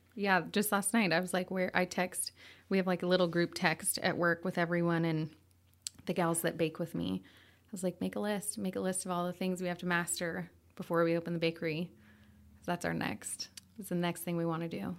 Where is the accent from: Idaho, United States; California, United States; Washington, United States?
Idaho, United States; Coeur d'Alene; also born or lived in Sandpoint, Idaho; I grew up here, born and raised